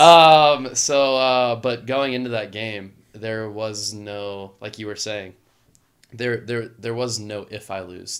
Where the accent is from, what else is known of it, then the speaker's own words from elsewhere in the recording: Louisiana, United States; growing up in the Southeast